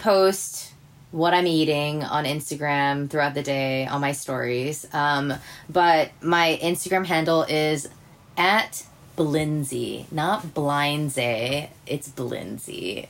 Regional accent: Hawaii, United States; moved away as an adult; also born or lived in San Francisco, United States; so I'm originally from Hawaii, and my entire family is back there except for my younger brother, who currently lives in Colorado.

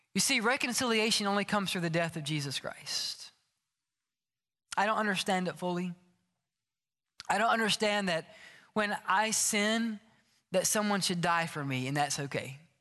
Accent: Oxford, Mississippi, United States; moved away as an adult; also born or lived in Starkville, Mississippi; I grew up in Oxford, Mississippi

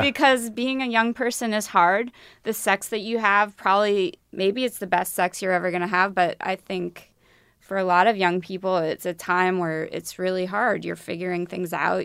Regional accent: Midwest, United States; I'm from the Midwest

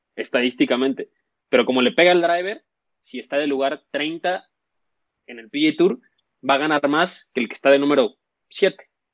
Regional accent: Mexico

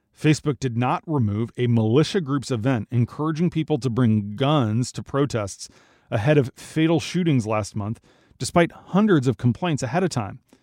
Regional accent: Minnesota, United States; the University of Minnesota in my home state

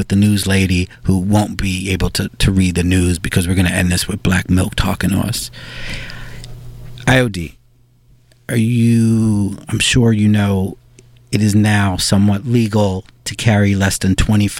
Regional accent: New York City, New York, United States; I'm a New Yorker. I went to high school here. I grew up here.

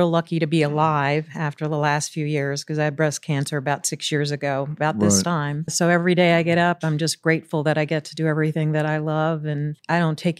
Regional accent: Southern United States, United States; I just guess growing up in the South, you know, growing up especially with two sisters who were 9 and 15 years older than

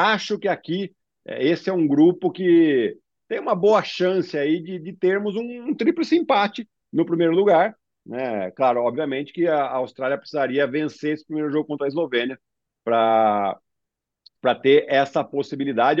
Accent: Brazil; nós como brasileiros

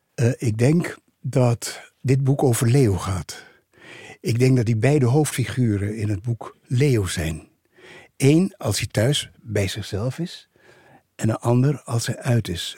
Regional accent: Suriname; het goede onderwijs wat we eh, in die tijd in Suriname hadden

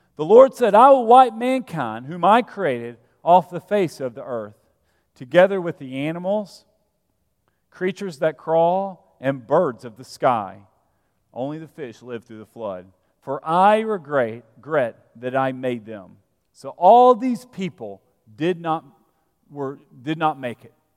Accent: Vestavia Hills, Alabama, United States; moved away; I'm from Alabama. I'm from a little town called Vestavia Hills

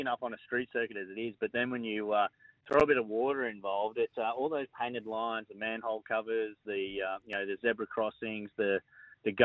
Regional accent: Penrith, New South Wales, Australia; I was born in the Penrith, but yeah, lived in Emu.

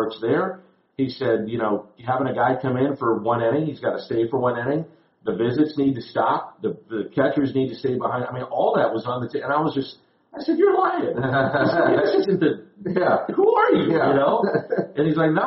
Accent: St. Louis, Missouri, United States; I love doing it in my hometown

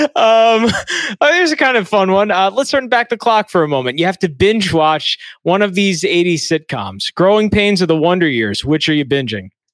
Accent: New York City, New York, United States; I've only lived in New York

